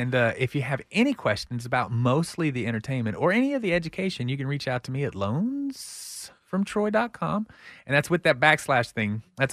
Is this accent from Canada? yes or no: no; Pflugerville, Texas, United States; I'm from Pflugerville, so I can say Pflugerville.